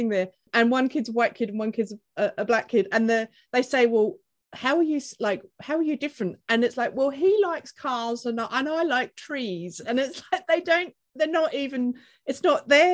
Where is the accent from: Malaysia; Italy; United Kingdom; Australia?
Australia; moved away; in Australia as well, my home country